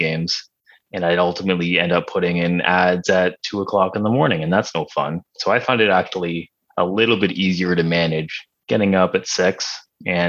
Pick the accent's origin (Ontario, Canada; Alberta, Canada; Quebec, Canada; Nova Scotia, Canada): Ontario, Canada; Toronto; moved away as an adult; now in London, United Kingdom; I am from Toronto, but for the last 8 or 9 months, I've been living in London in the UK